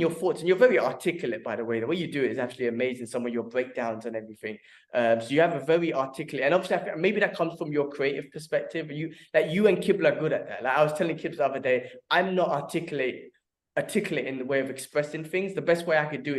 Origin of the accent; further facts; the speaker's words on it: London, United Kingdom; moved away as an adult; now in Dubai, United Arab Emirates; My father built his life there and got us to where we are now. We born and raised there.